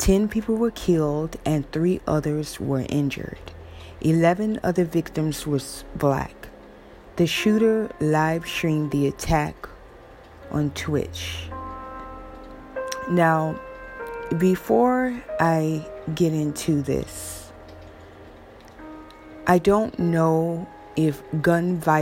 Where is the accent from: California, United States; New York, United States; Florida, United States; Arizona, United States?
Florida, United States; Jacksonville; I am from the South, but I am from Florida. And Jacksonville, Florida, where I'm from